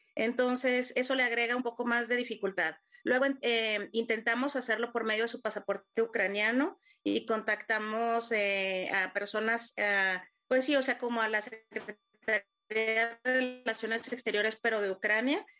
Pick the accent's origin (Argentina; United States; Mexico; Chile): Mexico; moved away as an adult; now in Ukraine; yo soy de México